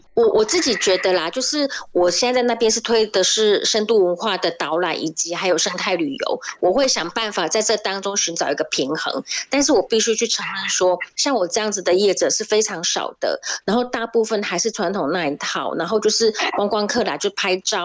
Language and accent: Chinese; Taiwan; moved away as an adult; now in Morocco; 我跟其实很多在台湾长大的人一样，就是小时候都看三毛